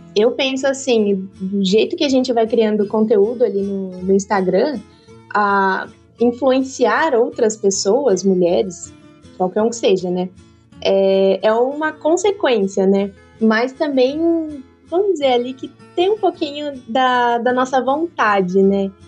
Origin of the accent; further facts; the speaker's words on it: Cerqueira César, São Paulo, Brazil; also born or lived in Santa Catarina; a fazenda aqui em Cerqueira César, é, a gente já tinha, meu avô comprou tal. E aí, quando ele terminou a pós-graduação, a gente voltou aqui para a fazenda. E aí cresci aqui na fazenda